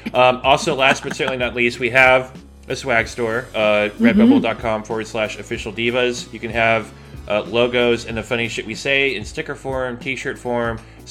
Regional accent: California, United States; I'm from California. That's how we talk.

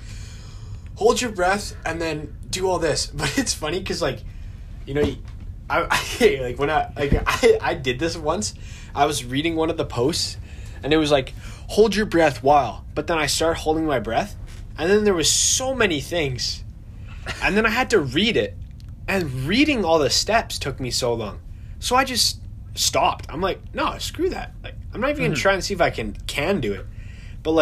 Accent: Winnipeg, Manitoba, Canada; we're from Winnipeg, Manitoba.

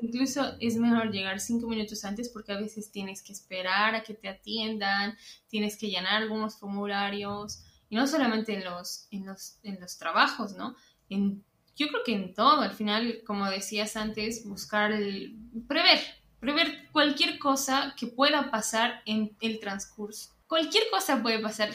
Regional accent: Bolivia; moved away; entre bolivianos

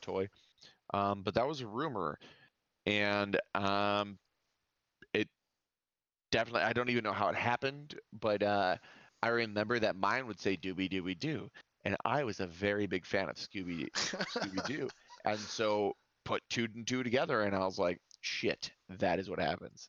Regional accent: near Chicago, Illinois, United States; We grew up near Chicago

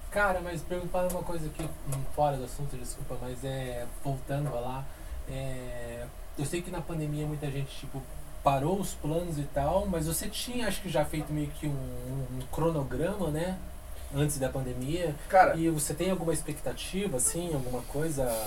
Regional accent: Curitiba, Paraná, Brazil; a gente é daqui de Curitiba

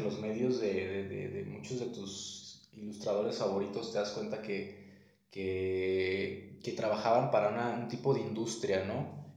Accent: Guadalajara, Jalisco, Mexico; soy originario de Guadalajara, Jalisco

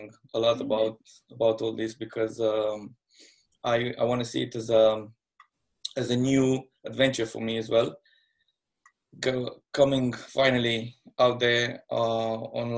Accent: Moldova region, Moldavia, Romania; now in London, United Kingdom; I'm from Romania, born in the side of Romania called Moldova.

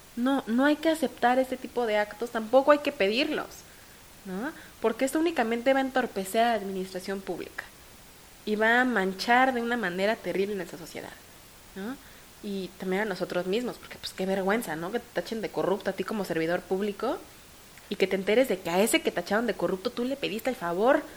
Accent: Mexico; mi codelegada y yo como mexicanas

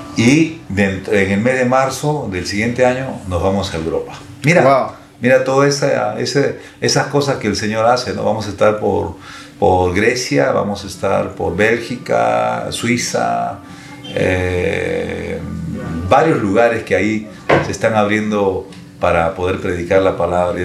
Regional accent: Lima, Peru; soy de Lima

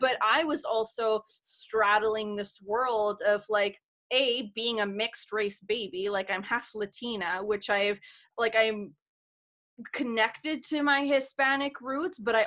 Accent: Canada; I'm Canadian

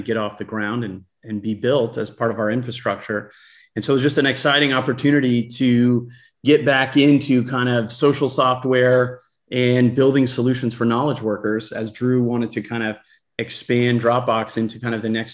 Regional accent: Los Angeles, California, United States; I grew up in Los Angeles

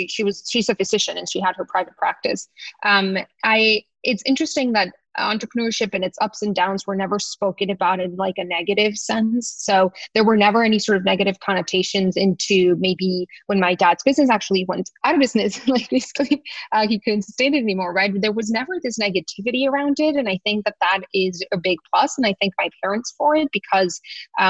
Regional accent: Tijuana, Baja California, Mexico; moved away as an adult; also born or lived in San Diego; now in New York, United States; I always wanted to live in New York when I was growing up in Tijuana

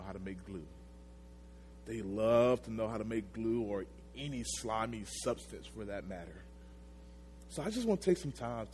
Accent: Magnolia, Arkansas, United States; I'm from Magnolia, Arkansas. It's a small town down south.

